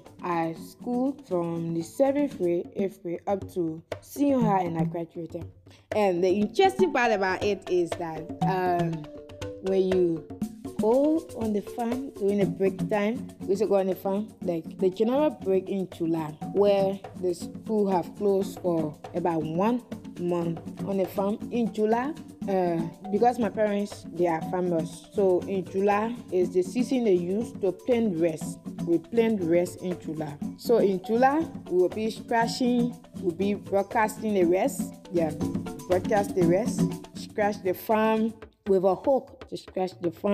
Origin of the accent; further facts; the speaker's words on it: Bong County, Liberia; I hail from the Pele Fanacula in Liberia, and it is the largest ethnic group in Liberia, situated in the central region of Liberia. My county is Bon County